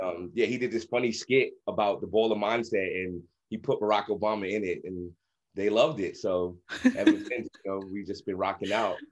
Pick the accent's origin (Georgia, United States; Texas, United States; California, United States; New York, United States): New York, United States; New York City; I grew up in Brownsville, Brooklyn, the same crazy area that Mike Tyson is from